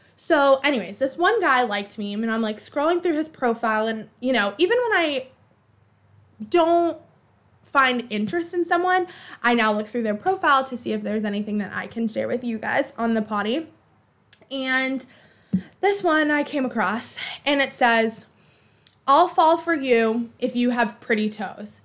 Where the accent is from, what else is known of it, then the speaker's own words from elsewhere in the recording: Boston, Massachusetts, United States; accent: Boston; my Boston accent